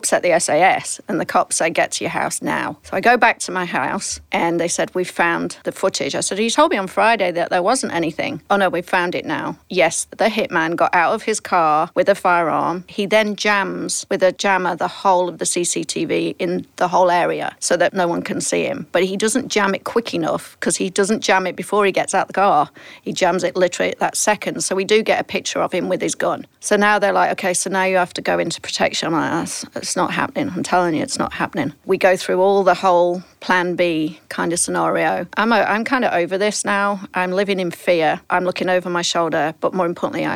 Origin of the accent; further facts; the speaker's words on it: England, United Kingdom; now in United States; being English